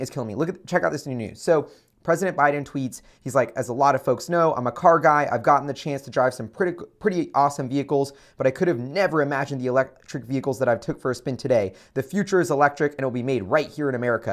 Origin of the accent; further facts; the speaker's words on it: United States; as an American citizen